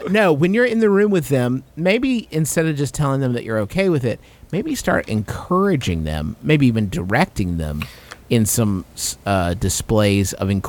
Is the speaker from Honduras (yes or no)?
no; Canada; We are from Canada, so we don't know many of your ways.